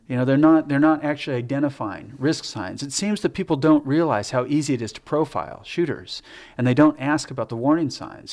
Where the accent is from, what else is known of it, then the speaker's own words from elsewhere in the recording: United States; I'm American, you know, this is where I'm from.